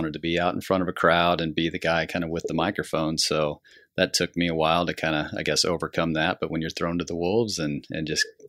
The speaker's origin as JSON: {"language": "English", "town": "Larned", "region": "Kansas", "country": "United States", "tie": "born or raised there", "also_born_or_lived": "Colorado", "said": "I was born and raised here in Larned. Left for a few years after college to work in another community, but been back here since"}